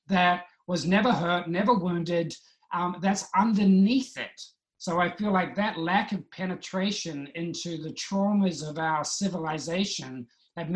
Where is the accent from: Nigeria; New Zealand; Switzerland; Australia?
New Zealand; I was brought up in New Zealand